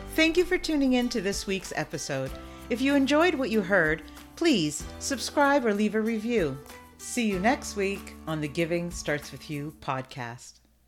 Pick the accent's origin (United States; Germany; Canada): Canada; I'm Canadian